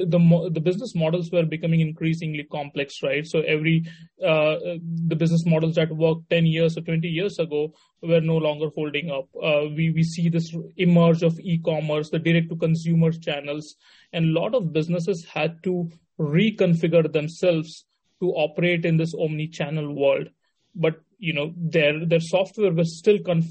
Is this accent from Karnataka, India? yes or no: no; Mumbai, Maharashtra, India; also born or lived in Varanasi, India / Missouri, United States; Went to school in Mumbai. That's where I primarily grew up.